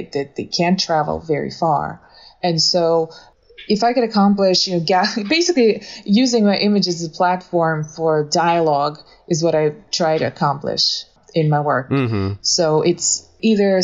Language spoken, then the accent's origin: English; Moscow, Russia; also born or lived in southern Russia / Illinois; now in Florida, United States; I was born in the South, actually, but then I grew up in Moscow because I moved there as a child.